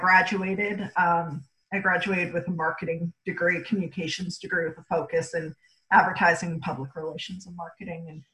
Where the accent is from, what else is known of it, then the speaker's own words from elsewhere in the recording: Cleveland, Ohio, United States; moved away; also born or lived in Lexington, Kentucky; growing up in Cleveland, Ohio